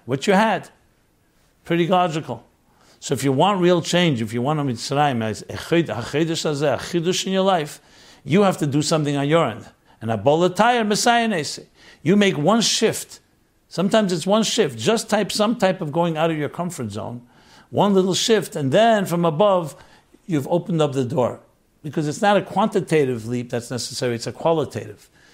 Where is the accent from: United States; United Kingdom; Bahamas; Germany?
United States; New York City, New York; I grew up on St. Mark's. St. Mark Street, and then later Sullivan Place